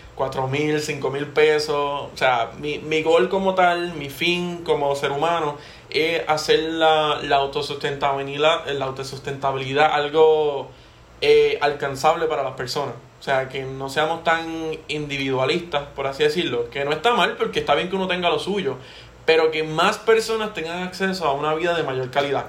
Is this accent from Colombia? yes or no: no; Puerto Rico; somos puertorriqueños